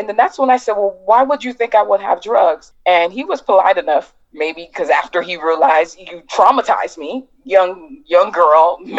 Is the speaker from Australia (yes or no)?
no; Miami, Florida, United States; I'm from Miami